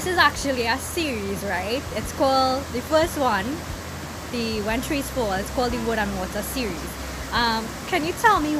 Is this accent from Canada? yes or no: no; Trinidad & Tobago; well, I'm a Trinidadian, I don't know, and there's not much information that I know about Jamaica. All I know is in terms of Jamaica, maybe some parts of Caribbean history, and that the patois is very different from our local dialect here in Trinidad and Tobago.